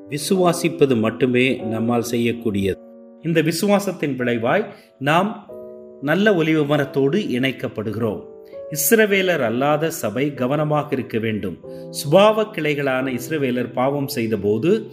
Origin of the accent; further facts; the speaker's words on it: Ooty, Tamil Nadu, India; நான் உதகையிலே பிறந்து வளர்ந்தவன்